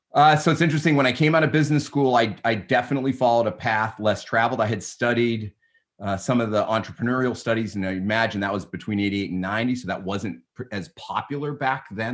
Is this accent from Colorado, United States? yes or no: no; Newton, Massachusetts, United States; I grew up in, uh, in Newton, Mass, just a little, uh, a, a town sub, western suburb of, of Boston.